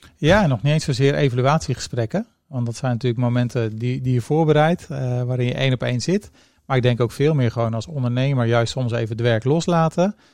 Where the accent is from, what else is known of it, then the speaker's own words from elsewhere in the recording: Rotterdam, South Holland, Netherlands; also born or lived in Zeeland; Ik ben geboren in Zeeland, groot geworden in Rotterdam